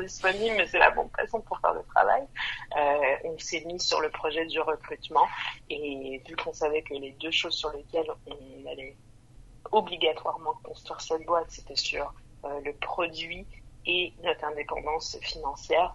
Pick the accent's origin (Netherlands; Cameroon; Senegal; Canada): Canada; Montreal, Quebec; moved away as an adult; also born or lived in Vancouver, Canada; now in France; moi j'ai grandi à Montréal